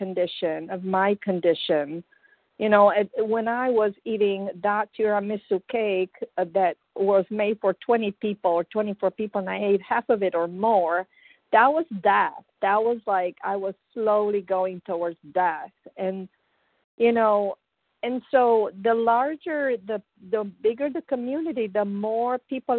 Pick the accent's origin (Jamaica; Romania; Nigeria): Romania; moved away as an adult; I came from Romania some 25 years ago.